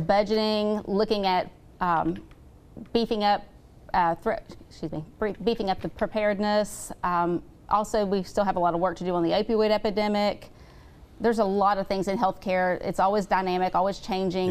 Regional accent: St. Albans, West Virginia, United States; I grew up in St. Albans, West Virginia.

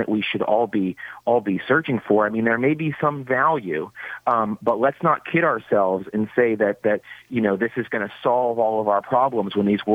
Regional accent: Massachusetts, United States; moved away; I'm originally from Massachusetts

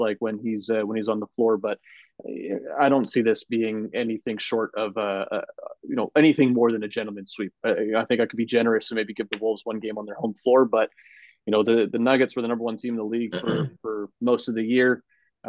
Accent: Canada; as a Canadian

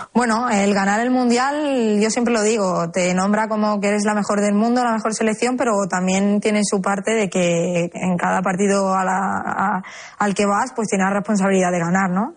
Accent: Seville, Andalusia, Spain; soy sevillana

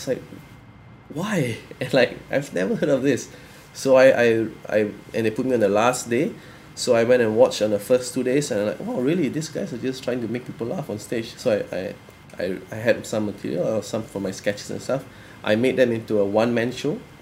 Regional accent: Malaysia; growing up in Malaysia, my friends... we have three main races here, like Chinese, Indian, Malay

